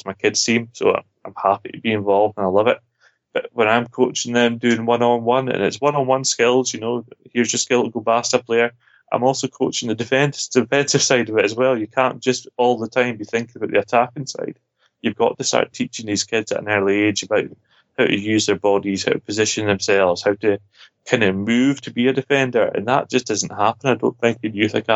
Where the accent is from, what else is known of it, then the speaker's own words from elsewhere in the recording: Scotland, United Kingdom; being Scottish